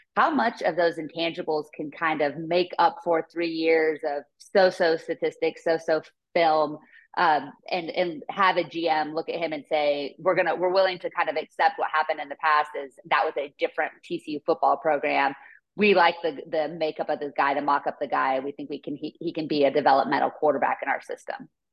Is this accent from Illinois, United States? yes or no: no; Northern California, United States; born or raised there